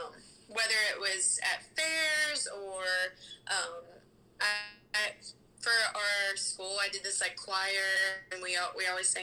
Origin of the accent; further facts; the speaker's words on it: Memphis, Tennessee, United States; now in Nashville, United States; I'm from Memphis.